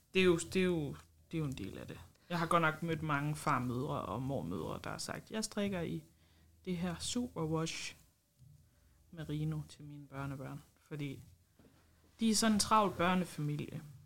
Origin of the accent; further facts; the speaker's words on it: Esbjerg, Southern Denmark, Denmark; Jeg kommer fra Esbjerg